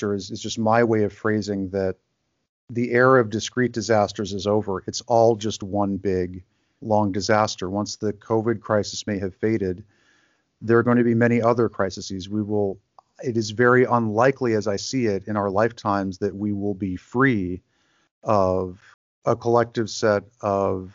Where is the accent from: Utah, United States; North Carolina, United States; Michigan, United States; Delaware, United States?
Michigan, United States; Grand Rapids; moved away as an adult; also born or lived in Mexico City / Los Angeles / New York; my hometown is Grand Rapids, Michigan, and I'm living there now